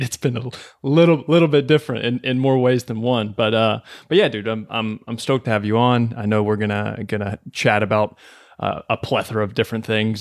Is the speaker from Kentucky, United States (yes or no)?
yes; Kentucky, United States; moved away as an adult; now in New York City, United States; born and raised in Kentucky